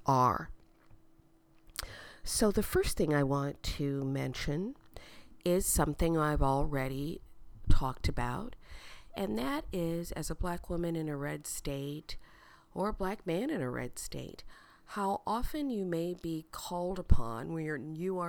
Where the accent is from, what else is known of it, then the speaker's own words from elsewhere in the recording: Omaha, Nebraska, United States; I was from Omaha